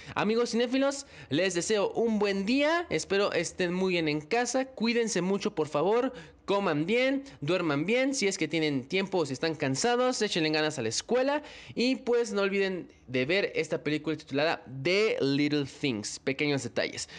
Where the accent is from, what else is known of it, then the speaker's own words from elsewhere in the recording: Mexico; en mi país, en México